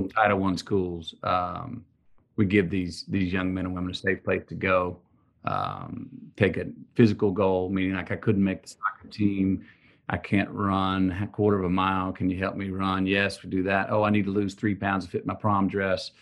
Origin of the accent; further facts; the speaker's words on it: Texas, United States; growing up in Texas